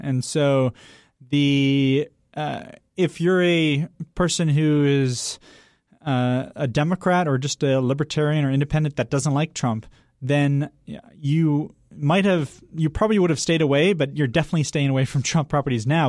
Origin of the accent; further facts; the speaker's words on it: the Berkshires, Western Massachusetts, United States; moved away; I grew up in a town of seven thousand people